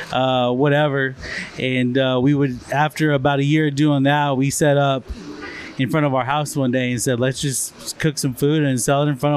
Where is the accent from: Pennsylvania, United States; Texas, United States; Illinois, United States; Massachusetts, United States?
Texas, United States; Olton; I grew up here in Olton